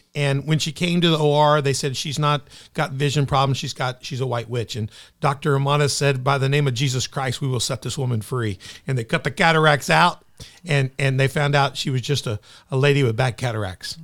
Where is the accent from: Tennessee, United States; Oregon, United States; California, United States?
Tennessee, United States; Memphis; now in Southern Illinois, United States; She came into Memphis, my hometown, so I'm a Memphis boy